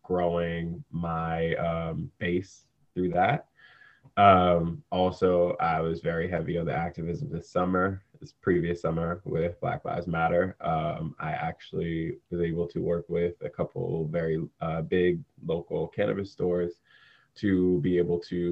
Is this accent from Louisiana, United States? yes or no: yes; New Orleans, Louisiana, United States; moved away as an adult; now in Los Angeles, United States; I am originally from New Orleans, Louisiana. I actually grew up in a small, like a little town right outside of the city.